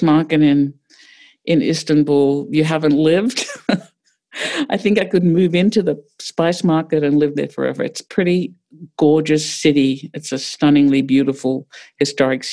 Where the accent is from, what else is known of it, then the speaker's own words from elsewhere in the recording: Australia; moved away as an adult; also born or lived in New York; now in Pittsburgh, United States; I grew up in Australia, so very different place